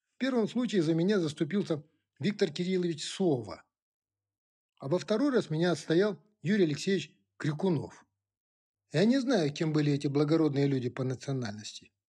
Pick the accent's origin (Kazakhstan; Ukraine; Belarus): Kazakhstan; first language Kazakh; Russian is a second language; Я сам казах